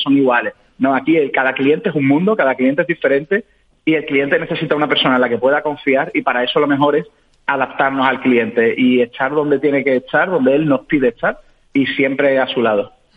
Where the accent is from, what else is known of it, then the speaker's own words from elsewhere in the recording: Seville, Andalusia, Spain; yo soy de Sevilla, un ciudadano sevillano